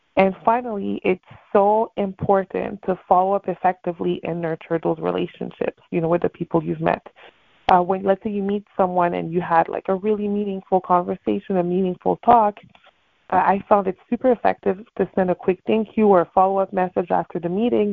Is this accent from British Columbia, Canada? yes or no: no; Montreal, Quebec, Canada; now in Miami, United States; I am from Montreal, Canada